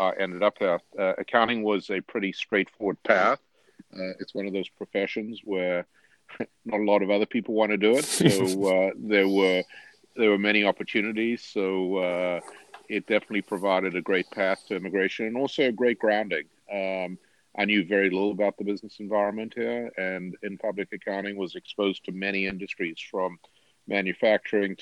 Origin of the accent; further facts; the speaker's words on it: Durban, KwaZulu-Natal, South Africa; moved away as an adult; also born or lived in Cape Town; now in United States; I grew up in a city called Durban on the beach, went to the University of Cape Town